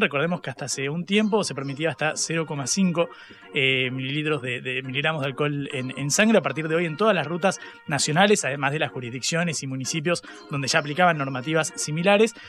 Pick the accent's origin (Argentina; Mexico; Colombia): Argentina; Buenos Aires; somos egresados del Colegio Ecos, acá en Villa Crespo, en, la ciudad de, ah, Buenos Aires